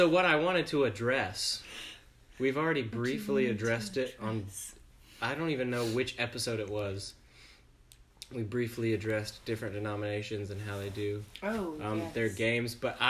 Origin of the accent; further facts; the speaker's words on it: Southwest Georgia, United States; And then I'm from the 229. Shout out to 229. Southwest Georgia.